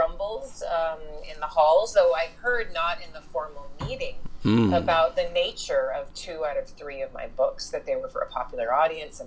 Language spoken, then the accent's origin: English; Houston, Texas, United States; moved away; I grew up in Texas, in Houston of all places